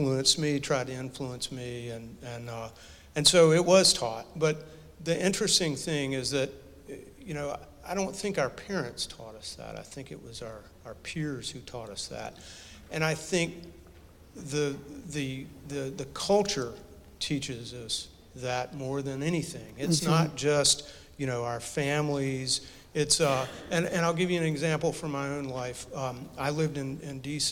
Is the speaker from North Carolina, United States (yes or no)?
yes; North Carolina, United States; also born or lived in Oxford, North Carolina; I grew up in North Carolina